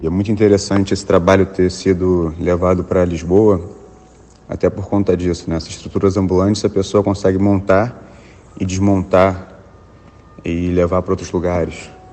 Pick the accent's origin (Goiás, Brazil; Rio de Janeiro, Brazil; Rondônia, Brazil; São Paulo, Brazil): Rio de Janeiro, Brazil; o meu, meu lugar de origem, o lugar onde eu nasci e me criei